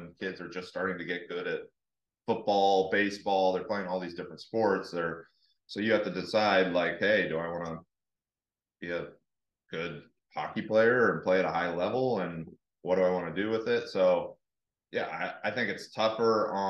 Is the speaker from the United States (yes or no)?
yes; Oklahoma, United States; moved away; growing up in Oklahoma